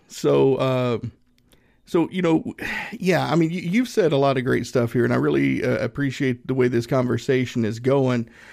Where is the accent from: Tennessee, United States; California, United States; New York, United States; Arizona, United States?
Tennessee, United States; Northeast; I grew up in Northeast Tennessee, about, mm, maybe an hour and a half, two hours from Gatlinburg